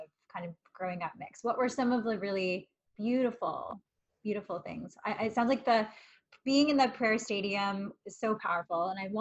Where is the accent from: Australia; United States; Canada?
Canada; I'm Canadian